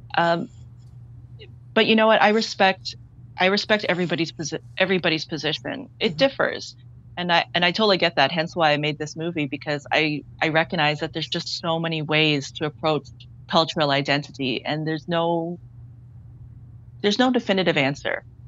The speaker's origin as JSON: {"language": "English", "town": "Toronto", "region": "Ontario", "country": "Canada", "tie": "born or raised there", "said": "I grew up in Scarborough, which has a very large Chinese Caribbean population"}